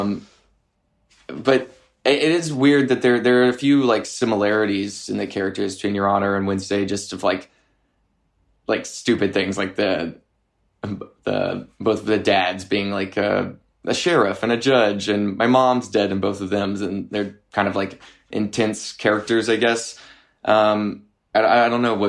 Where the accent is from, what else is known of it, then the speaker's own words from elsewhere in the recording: Arkansas, United States; growing up in Arkansas